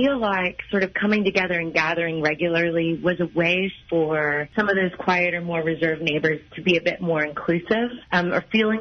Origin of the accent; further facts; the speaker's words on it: Midwest, United States; now in Los Angeles, United States; I'm from the Midwest.